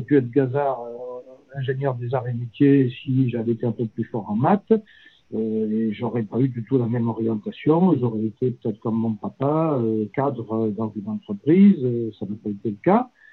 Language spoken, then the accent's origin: French; Lozère, Occitania, France; moved away as an adult; also born or lived in Firminy / Alpes-Maritimes; débarquer en Lozère dans les, dans les quelques mois après ma naissance pour pour y vivre euh, une vingtaine d'années.